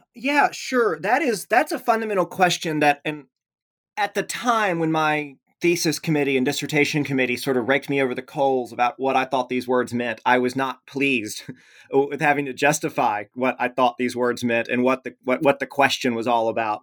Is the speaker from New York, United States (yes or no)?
no; rural West Tennessee, United States; moved away as an adult; also born or lived in Memphis, Tennessee; now in Platteville, United States; I was born in Memphis, Tennessee, um, at some point in the distant past. I, uh, grew up in rural West Tennessee